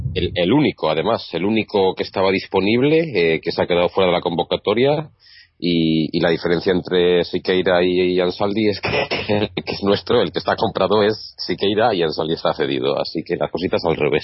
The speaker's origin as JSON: {"language": "Spanish", "town": "Zaragoza", "region": "Aragon", "country": "Spain", "said": "yo soy de Zaragoza"}